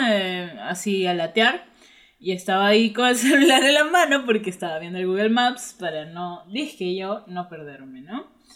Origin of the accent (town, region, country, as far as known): Trujillo, La Libertad, Peru; born or raised there